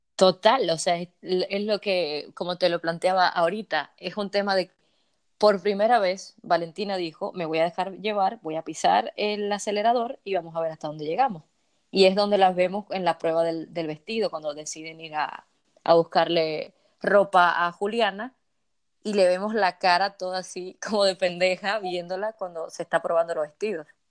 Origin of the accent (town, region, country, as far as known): Dominican Republic